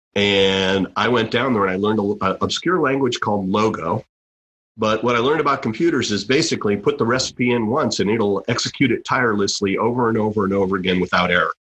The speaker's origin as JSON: {"language": "English", "town": "Lexington", "region": "Massachusetts", "country": "United States", "tie": "born or raised there"}